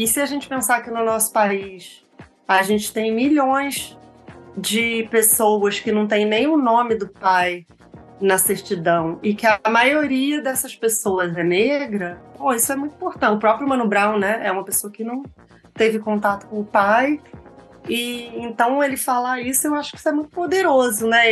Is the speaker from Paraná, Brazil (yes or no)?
no; Rio de Janeiro, Brazil; eu cresci na Tijuca e estudei no Rio Comprido